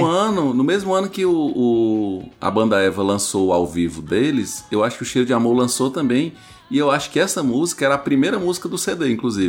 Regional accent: Ceará, Brazil; accent: cearense

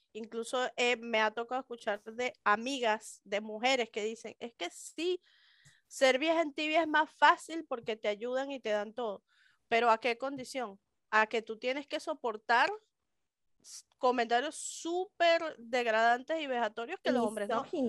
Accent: Venezuela; moved away as an adult; now in Mexico

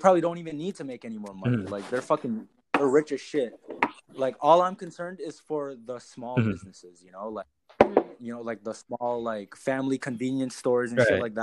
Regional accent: Canada; we're Canadian

